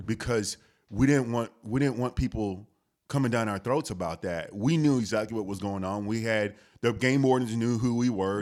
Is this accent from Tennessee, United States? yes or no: no; Houston, Texas, United States; I grew up in Houston, the H town